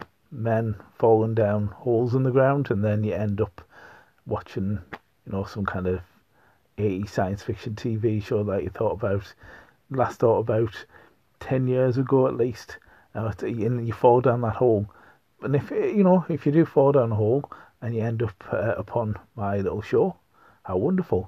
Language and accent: English; North East England, United Kingdom; accent: Pitmatic; I am from the northeast of England. I'm not a Geordie. If you think I am, you're very much mistaken. I am, in fact, if anything, a Pityaka. Okay, so one who hails from a mining colliery.